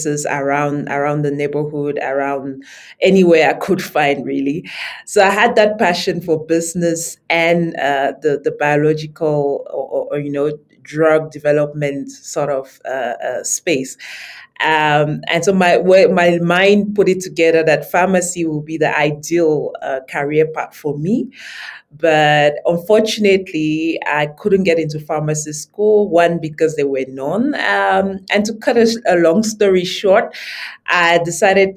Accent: Yaoundé, Centre, Cameroon; now in South Africa; So I grew up in Yaoundé, which is the capital city of Cameroon. That's where I'm originally from

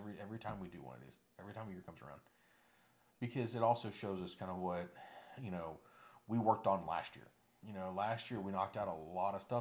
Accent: Florida, United States; I'm from Florida

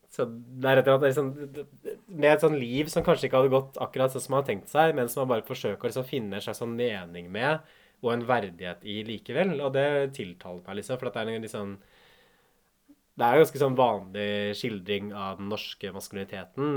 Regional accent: Hamar, Innlandet, Norway; moved away; jeg kommer jo fra Hamar sånn opprinnelig

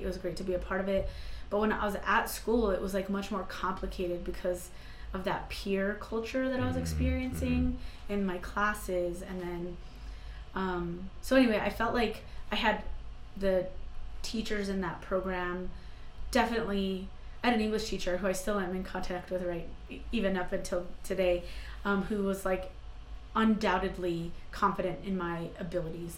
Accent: Santa Fe, New Mexico, United States; also born or lived in Mora, New Mexico; I grew up in Santa Fe, New Mexico, and um, being from northern New Mexico is hugely important to me

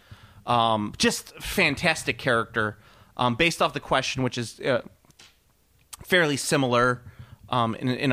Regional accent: Chicago, Illinois, United States; I come from Hegwish.

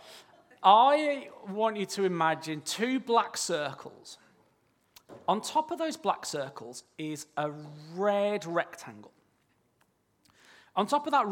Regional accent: near Birmingham, West Midlands, United Kingdom; I am from near Birmingham, all right? So I apologise if I sort of slip into some unintelligible language. I'm not speaking in tongues, all right? It's just my accent.

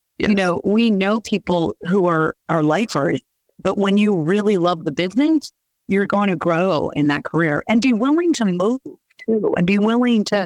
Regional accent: Bay Area, California, United States; moved away; I grew up in the Bay Area

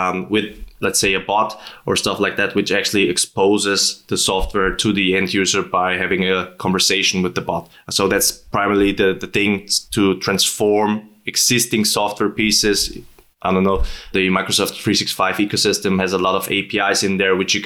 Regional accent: near Schwarzenegger's birthplace, Styria, Austria; accent: Austrian; English is a second language; I'm from Austria, as you might hear from my dialect, especially talking not like Schwarzenegger, but a bit like him. Actually, I've grown up in a city which is kind of 2 kilometers from his birthplace

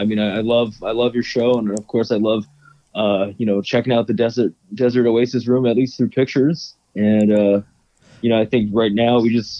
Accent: Oahu, Hawaii, United States; moved away; also born or lived in Boston; I'm born and raised in Hawaii, on the island of Oahu.

